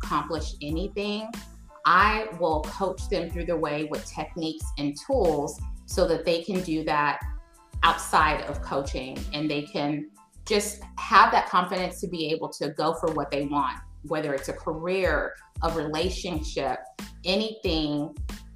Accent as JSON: {"language": "English", "town": "Dallas", "region": "Texas", "country": "United States", "said": "I'm from Dallas, Texas"}